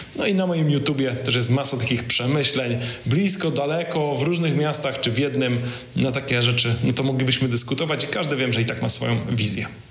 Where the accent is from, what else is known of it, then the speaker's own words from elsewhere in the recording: Poland; jestem z Polski